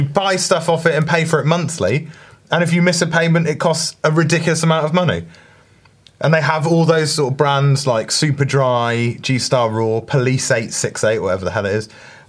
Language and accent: English; South West England, United Kingdom; I'll have the one with the American flag on, even though I'm from Cornwall.